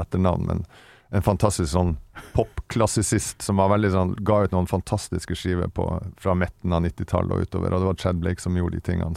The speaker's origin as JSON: {"language": "Norwegian", "area": "Vesterålen", "region": "Nordland", "country": "Norway", "tie": "born or raised there", "moved": "yes", "said": "oppe i Vesterålen, der jeg kommer ifra"}